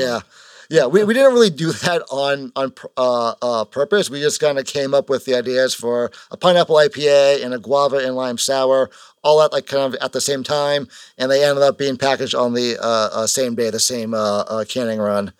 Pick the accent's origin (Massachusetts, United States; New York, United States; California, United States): Massachusetts, United States; Kingston; we're from Kingston, which is, like, south of Bo-